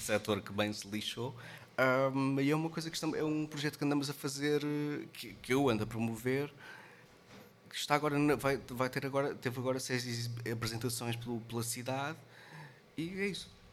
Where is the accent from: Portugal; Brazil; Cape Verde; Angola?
Portugal; Caldas da Rainha, Centro; moved away; also born or lived in Lisbon; Eu sou das Calas da Rainha.